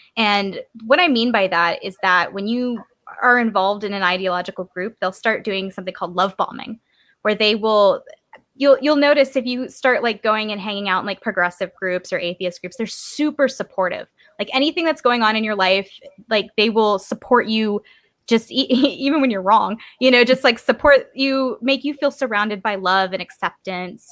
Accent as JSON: {"language": "English", "region": "Georgia", "country": "United States", "said": "I come from Georgia"}